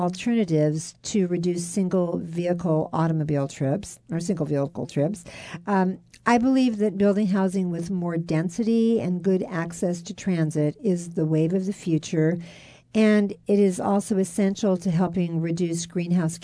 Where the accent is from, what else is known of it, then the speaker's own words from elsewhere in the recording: Alameda, California, United States; I grew up in Alameda, and when I grew up, the Naval Air Station was still fully operational